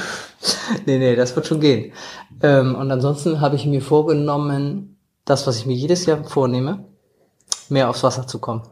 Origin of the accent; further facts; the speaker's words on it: Hamburg, Germany; wir Hamburger